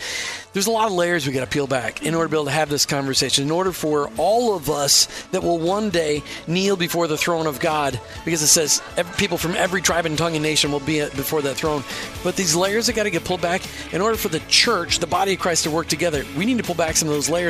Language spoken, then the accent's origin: English; Minnesota, United States; also born or lived in Baltimore, Maryland; now in Florida, United States; Then I grew up in Minnesota, where I literally graduated in a class of 950 people with one black kid